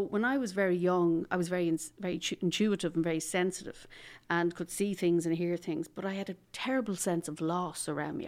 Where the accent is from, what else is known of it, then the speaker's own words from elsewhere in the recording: Dublin, Leinster, Ireland; I'm from Dublin originally